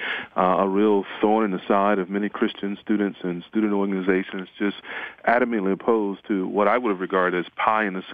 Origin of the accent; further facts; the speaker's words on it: North Carolina, United States; grew up in North Carolina in the Bible Belt